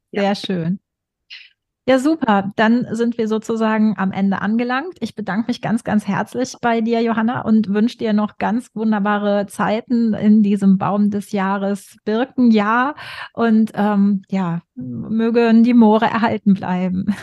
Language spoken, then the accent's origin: German; western Germany, near the Hohes Venn, North Rhine-Westphalia, Germany; ich komme aus dem Westen Deutschlands, dann in der Nähe ist das hohe Fenn, ja ne, auch alte, große Moorgegend